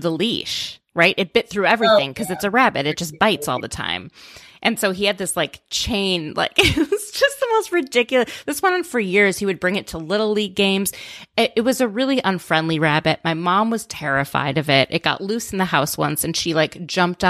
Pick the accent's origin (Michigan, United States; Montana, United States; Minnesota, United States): Minnesota, United States; outside of Minneapolis; I grew up in outside of Minneapolis